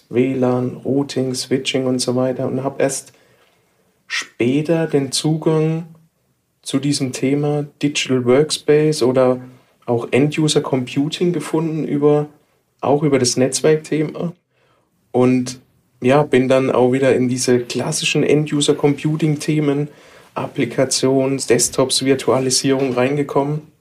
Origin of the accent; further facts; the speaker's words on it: Baden-Württemberg, Germany; accent: Baden; Wie man unschwer erkennen kann, von meinem Dialekt her komme ich nicht ganz aus derselben Region wie du. Ich komme aus dem Badischen.